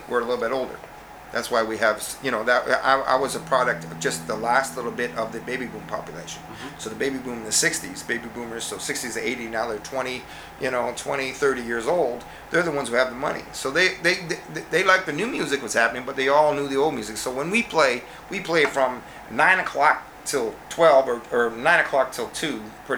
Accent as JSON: {"language": "English", "country": "Canada", "said": "being Canadian"}